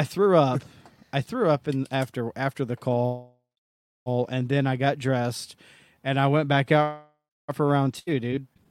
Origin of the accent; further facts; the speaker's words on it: Tennessee, United States; I'm from Tennessee.